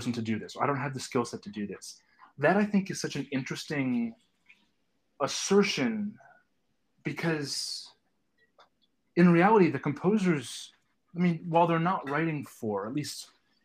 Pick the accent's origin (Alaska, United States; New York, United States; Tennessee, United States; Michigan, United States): Michigan, United States; Detroit; I was very lucky growing up in Detroit to have sort of phenomenal access to opera